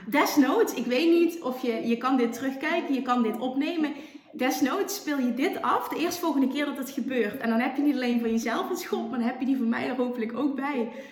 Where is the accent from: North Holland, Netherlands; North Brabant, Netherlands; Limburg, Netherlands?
Limburg, Netherlands; accent: Limburgs; ik heb een Limburgs accent